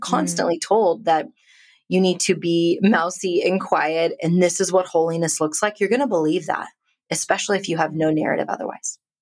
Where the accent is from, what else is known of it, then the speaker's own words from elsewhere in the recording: India; now in United States; I'm a immigrant Indian woman living in America